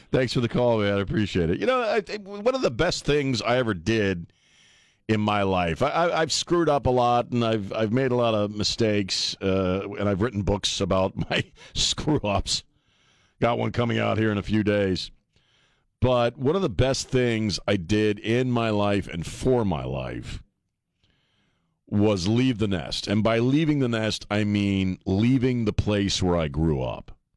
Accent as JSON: {"language": "English", "region": "Maryland", "country": "United States", "tie": "born or raised there", "also_born_or_lived": "Colorado / Los Angeles", "moved": "as an adult", "lives_now": "San Antonio, United States", "said": "I grew up mostly in Maryland"}